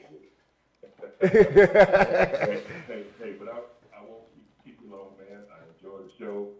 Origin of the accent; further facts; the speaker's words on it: St. Louis, Missouri, United States; I'm from St. Louis, man.